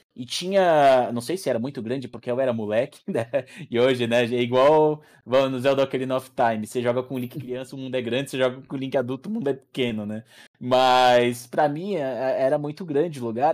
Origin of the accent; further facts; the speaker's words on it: Atibaia, São Paulo, Brazil; moved away; Eu cresci em Atibaia